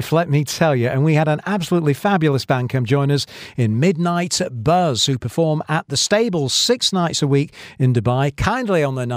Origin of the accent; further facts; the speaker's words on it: Shaw, North West England, United Kingdom; now in United Arab Emirates; I'm from a place called Shaw, which is probably about 50 minutes away from Bury